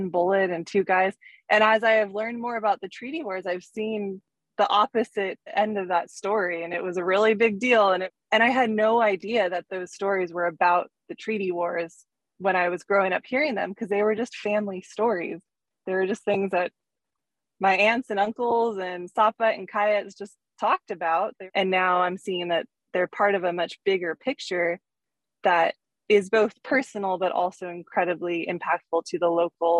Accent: Pierce County, Washington, United States; growing up in Pierce County, growing up on the reservation, and then even moving away from the reservation for middle school and high school

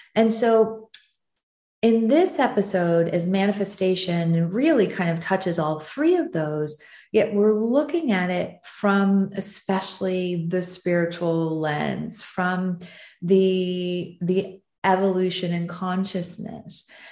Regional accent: United States; also born or lived in southern France; now in France; being an American who who lives in southern France

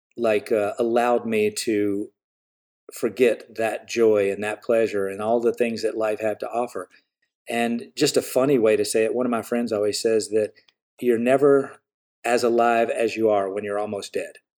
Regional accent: the South, United States; I grew up in the South

